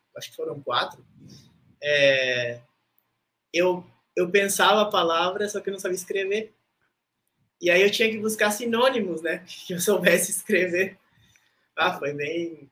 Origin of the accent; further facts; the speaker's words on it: Rivera, Uruguay; moved away as an adult; also born or lived in Brazil; now in Florianópolis, Brazil; eu fui feito em Ribeira, tá? Porque meus pais moravam em Ribeira.